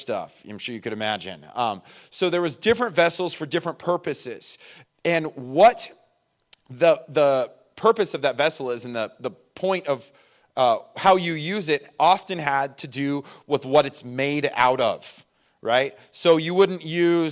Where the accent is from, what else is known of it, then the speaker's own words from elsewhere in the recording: Inland Empire, California, United States; moved away; I was from the Inland Empire, and that is a legit thing out there